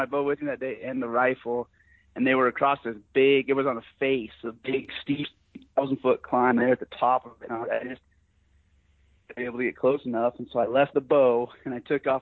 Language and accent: English; Sheridan, Wyoming, United States; I'm born and raised in Sheridan, Wyoming